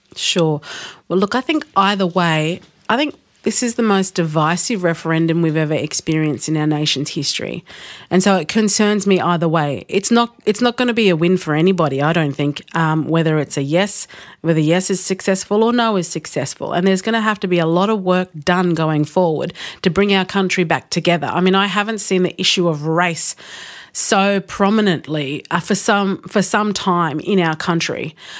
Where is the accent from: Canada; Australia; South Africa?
Australia; as an Australian, we have a won-, wonderful shared Australian values